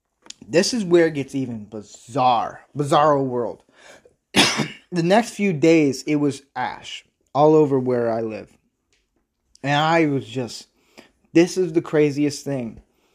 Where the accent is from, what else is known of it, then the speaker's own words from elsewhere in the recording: Midwest, United States; And I'm from the Midwest and South area. So I've seen a lot of different weather changes